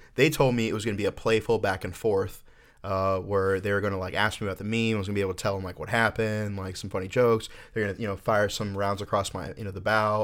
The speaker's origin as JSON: {"language": "English", "town": "Orlando", "region": "Florida", "country": "United States", "tie": "born or raised there", "said": "So I am from Florida. I, uh, grew up in Orlando"}